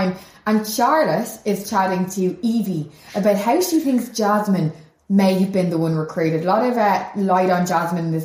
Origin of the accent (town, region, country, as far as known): Ireland